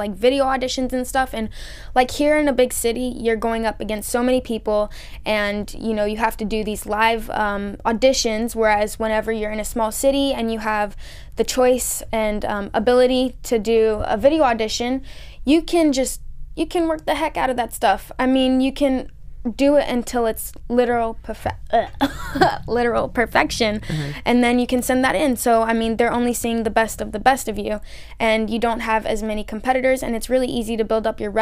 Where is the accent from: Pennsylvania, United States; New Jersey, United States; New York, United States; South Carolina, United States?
South Carolina, United States; Columbia; I'm from Columbia, which is the capital